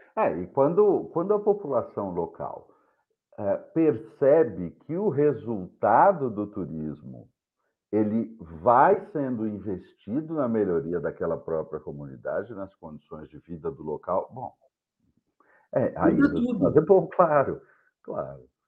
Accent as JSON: {"language": "Portuguese", "town": "São José dos Campos", "region": "São Paulo", "country": "Brazil", "lives_now": "São Paulo, Brazil", "said": "eu sou de São Paulo, sou de São José dos Campos, na verdade, mas estou em São Paulo há mais de 25 anos"}